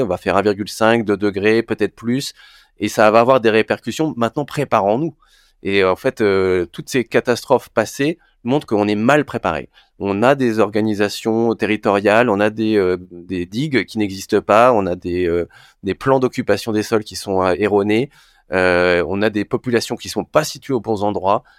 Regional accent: Brittany, France; now in Paris, France; je suis breton

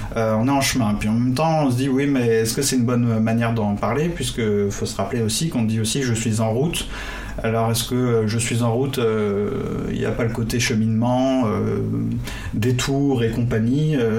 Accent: Brittany, France; dans mon enfance, justement, en Bretagne

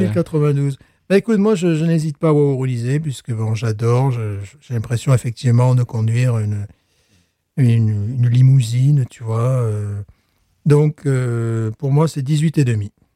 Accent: France; now in United States; je suis French teacher, je suis français, je suis européen

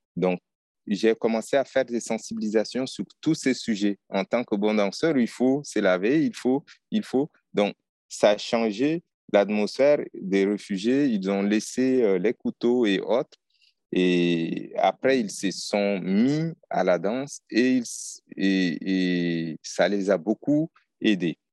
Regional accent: Chad; je suis tchadien

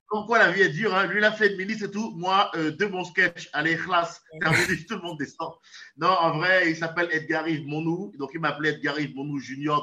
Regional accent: Benin; now in France; mon pays d'origine, le Bénin, mon pays natal. Je suis franco-béninois

